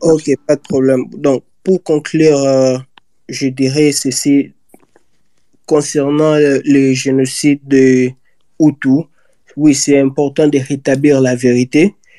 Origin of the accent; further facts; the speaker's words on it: DR Congo; nous tous en tant que Congolais